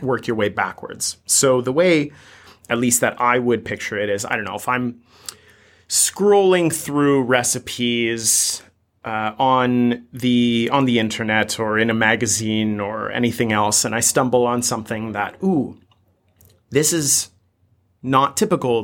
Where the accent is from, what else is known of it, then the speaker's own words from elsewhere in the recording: United States; coming to you as an American